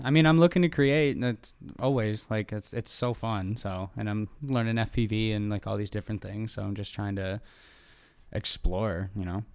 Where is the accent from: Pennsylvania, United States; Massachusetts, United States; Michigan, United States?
Michigan, United States; moved away as an adult; now in Southern California, United States; since I moved from Michigan, where I'm from originally, out to Southern California